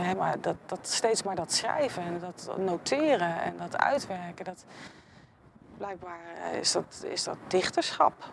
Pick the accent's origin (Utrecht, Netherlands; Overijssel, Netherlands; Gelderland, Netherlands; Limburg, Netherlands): Utrecht, Netherlands; ik ben opgegroeid in Kanaleiland